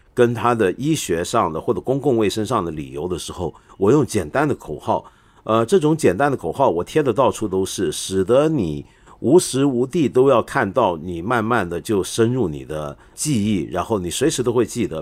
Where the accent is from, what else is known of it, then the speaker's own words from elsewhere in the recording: Taiwan; moved away; also born or lived in Hong Kong; 虽然我在香港出生，但是我几个月大就到台湾